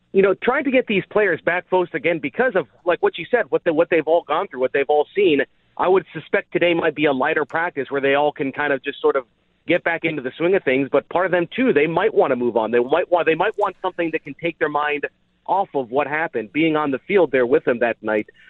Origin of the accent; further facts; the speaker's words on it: Dayton, Ohio, United States; moved away; I grew up in Dayton